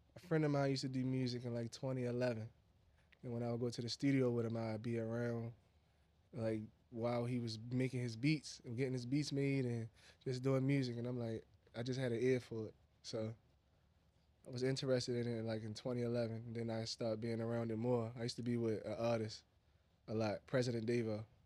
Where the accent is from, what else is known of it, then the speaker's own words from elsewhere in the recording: Baltimore, Maryland, United States; I'm from Northeast Baltimore